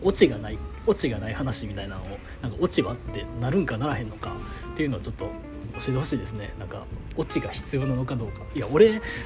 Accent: Kansai, Japan; 俺が関西人やから

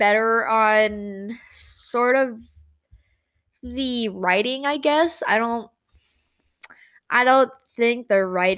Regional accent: United States; I'm white. I'm an American.

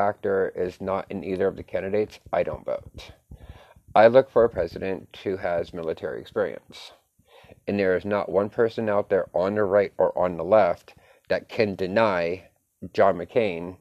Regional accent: United States; as an American

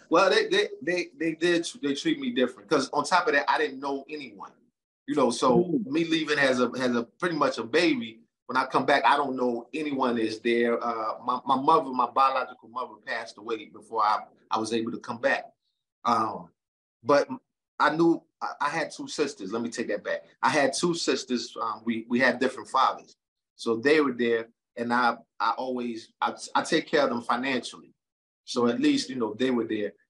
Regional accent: United States; now in Charlotte, United States; from Brooklyn and Jersey.

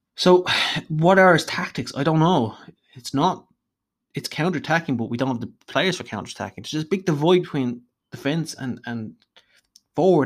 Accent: Dublin, Leinster, Ireland; if you can't tell from my voice, I'm Irish, uh, hailing from Dublin in Ireland

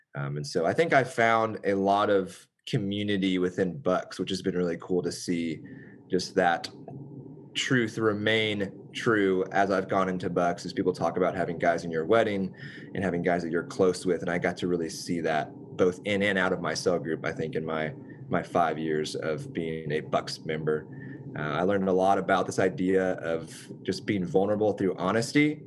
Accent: Richardson, Texas, United States; I have lived in Richardson since then, which is my hometown. It's where we were both from

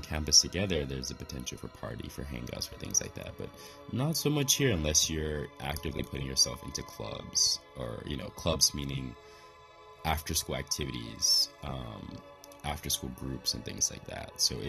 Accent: Midwest, United States; moved away as an adult; also born or lived in East Coast, United States; now in Kanazawa, Japan; I came from the Midwest to the East Coast

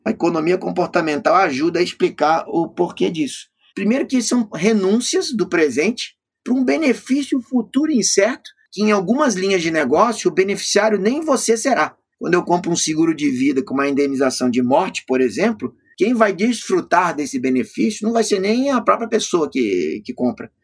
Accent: Florianópolis, Santa Catarina, Brazil; lá na minha cidade, Florianópolis

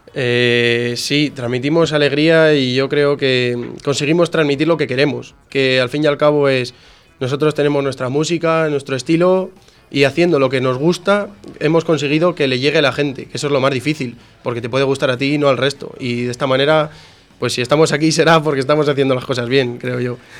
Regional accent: Coca, Castile and León, Spain; moved away as an adult; now in Valencia, Spain; todos hemos salido de Coca, todos somos de Coca

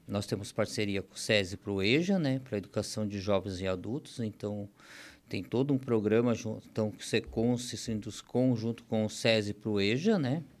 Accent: Rio Grande do Sul, Brazil; also born or lived in Tijucas, Santa Catarina; now in Santa Catarina, Brazil; A gente nascemos lá no Rio Grande do Sul e com o tempo não tinha oportunidade lá, a gente acabou vindo para Santa Catarina, vim parar em Tijucas

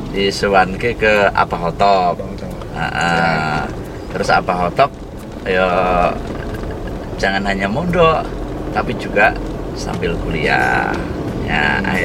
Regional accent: Sukarjo, Central Java, Indonesia; Ya, sejak SD, TK di Sukarjo, SD di Sukarjo, SD 1 Sukarjo, Kemudian keluar Wonosobo sekolah di MTS negeri

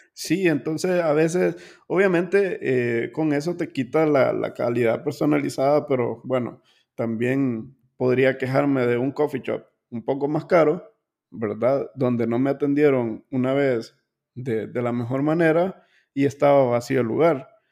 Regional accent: Honduras; nosotros como hondureños

